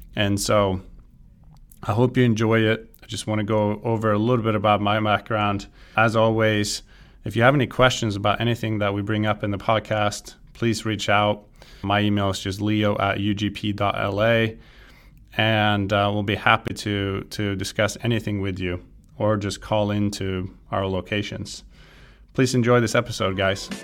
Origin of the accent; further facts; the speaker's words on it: Sweden; moved away as an adult; now in California, United States; I'm originally from Sweden, I grew up playing golf